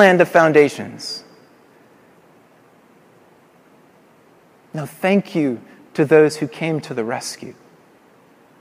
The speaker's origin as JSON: {"language": "English", "town": "Colorado Springs", "region": "Colorado", "country": "United States", "tie": "born or raised there", "moved": "yes", "said": "in Colorado Springs, which is my hometown"}